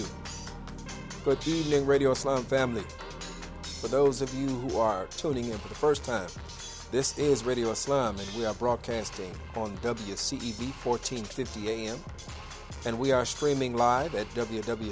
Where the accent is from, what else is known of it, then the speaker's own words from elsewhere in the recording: Chicago, Illinois, United States; my hometown of Chicago, Illinois